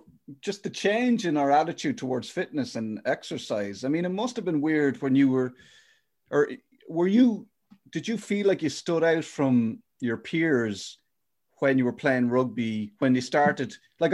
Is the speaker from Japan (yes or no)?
no; Ireland; as Irish people